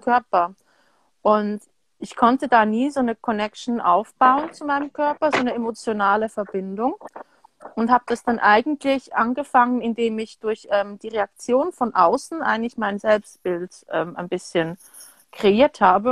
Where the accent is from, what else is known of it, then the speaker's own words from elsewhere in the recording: Switzerland; also born or lived in France / United States; haben mich dann hier entsprechend großgezogen. Ich habe aber mhm. auch meine Kindheit teilweise in Frankreich und Amerika verbracht